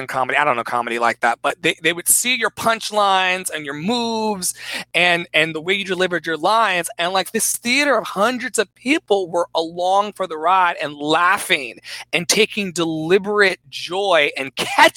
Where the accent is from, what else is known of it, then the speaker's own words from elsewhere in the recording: Richmond, Virginia, United States; I was always in Second Baptist Church on East Pilkington Street in Richmond, Virginia